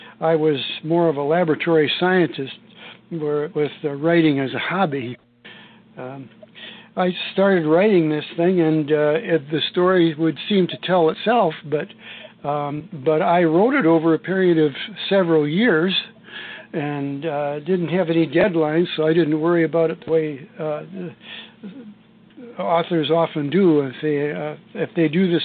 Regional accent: Ludington, Michigan, United States; I grew up in Ludington, Michigan, I was in the class of 1957

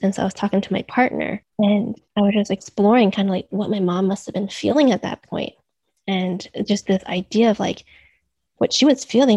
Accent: United States; also born or lived in New York / Boston; I'm Chinese American. So I'm second generation, and I grew up in a household

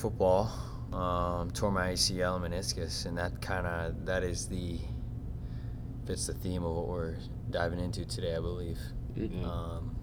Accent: Minneapolis, Minnesota, United States; I'm from Northeast Minneapolis. I went to Benilde St. Margaret's High School in St. Louis Park

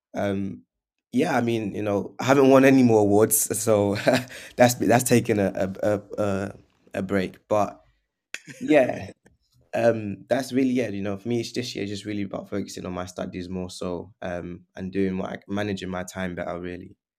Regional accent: London, United Kingdom; also born or lived in Portugal / Leeds; we grew, I grew up, um, originally from, in northwest London

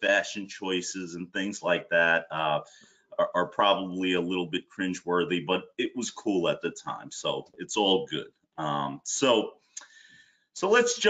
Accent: New York City, New York, United States; I immigrated here in the early 80s, and we settled in Ozone Park in Queens

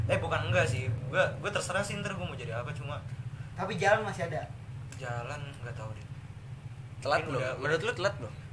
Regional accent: Pakem, Special Region of Yogyakarta, Indonesia; di deket kampung gue sih di Pakem Kaliurang itu kayak perkampungan gitu

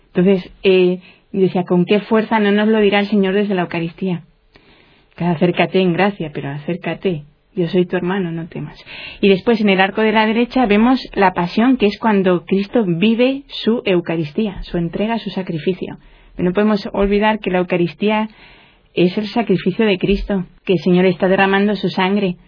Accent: Santander, Cantabria, Spain; yo soy nacida en Santander y aquí hay, bueno, llueve un día sí y otro también

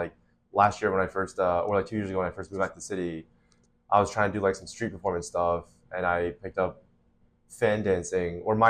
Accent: Florida, United States; also born or lived in Utah / Shanghai, China / Boston; So I was born in Utah. I stayed there until I was 7, and then I moved to Florida until I was 10, and then I was in Shanghai, China from 10 to 16.

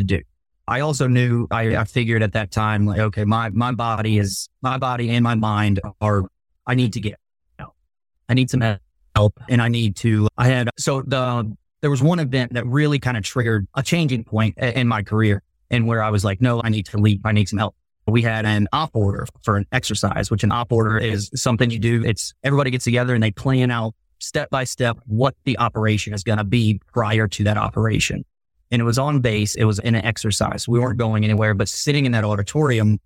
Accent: Long Beach, Mississippi, United States; moved away as an adult; also born or lived in Japan; I grew up on the Mississippi Gulf Coast, Long Beach

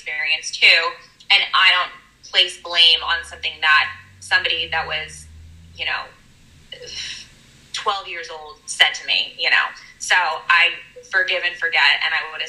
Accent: Philadelphia, Pennsylvania, United States; So I am from Philadelphia.

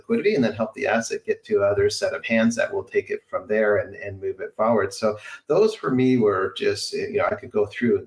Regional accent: southwestern Ontario, Canada; moved away; Originally born and raised in Canada, in Ontario, in a small town in southwestern Ontario.

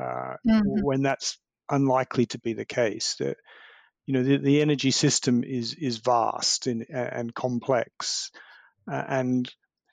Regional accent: Melbourne, Victoria, Australia; my hometown of Melbourne

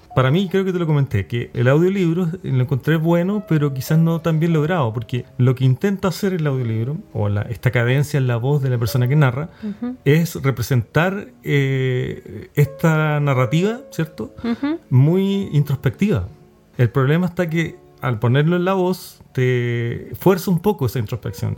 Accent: Chile; nuestra colonia chilena

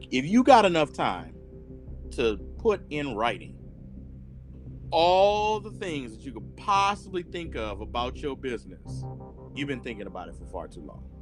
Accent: New Orleans, Louisiana, United States; moved away; I'm New Orleans proper.

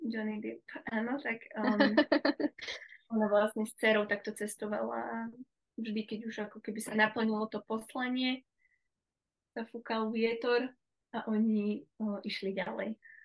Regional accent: central Slovakia, Slovakia; moved away as an adult; also born or lived in Bratislava; my vlastne pochádzame zo stredného Slovenska

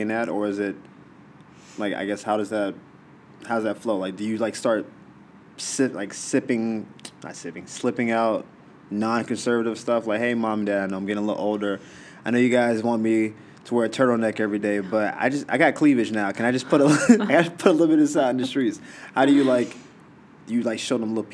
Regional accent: Florida, United States; I'm from Florida

